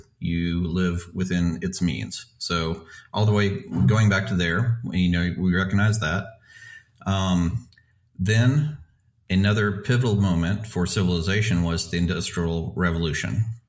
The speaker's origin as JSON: {"language": "English", "country": "United States", "also_born_or_lived": "Russia / United Kingdom", "moved": "as an adult", "said": "Something I loved about Russia, being an American"}